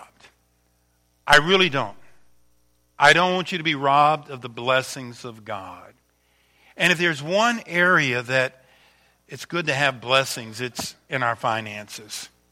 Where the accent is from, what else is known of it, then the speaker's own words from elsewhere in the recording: Louisiana, United States; moved away; I am from Louisiana, born and raised there, just 80 miles from New Orleans